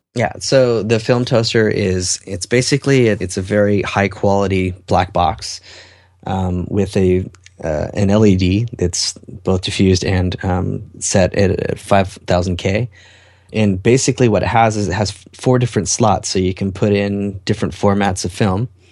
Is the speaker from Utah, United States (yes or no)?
yes; Salt Lake City, Utah, United States; my hometown